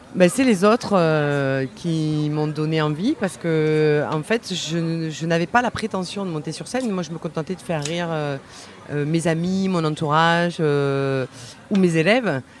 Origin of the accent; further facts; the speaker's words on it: Vaucluse, Provence-Alpes-Côte d'Azur, France; je suis du Vaucluse